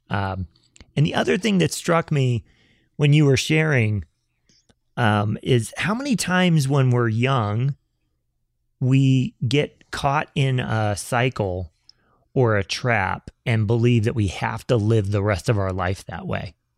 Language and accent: English; the South, United States; both you and I grew up in the South and we both went to church.